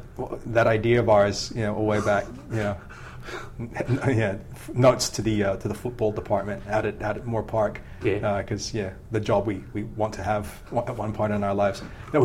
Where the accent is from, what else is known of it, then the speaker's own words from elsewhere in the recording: Sydney, New South Wales, Australia; born there; But I was born in Sydney, but I didn't grow up here.